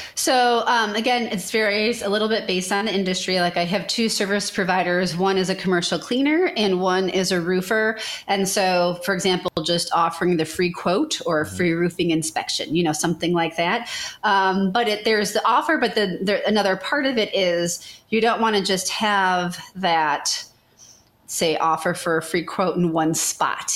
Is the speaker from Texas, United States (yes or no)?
no; Chicago, Illinois, United States; moved away as an adult; now in Memphis, United States; I'm from the Chicago area.